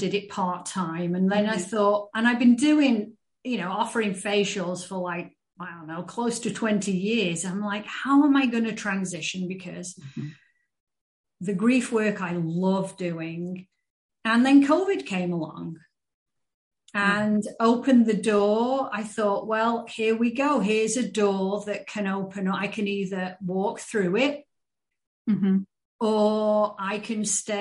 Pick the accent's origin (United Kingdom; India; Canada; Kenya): United Kingdom; England; now in United States; I live in the States. And so I grew up in England.